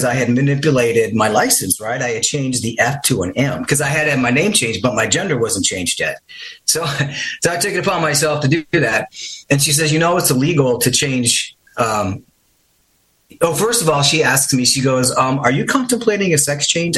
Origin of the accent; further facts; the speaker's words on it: Midwest, United States; I grew up in the Midwest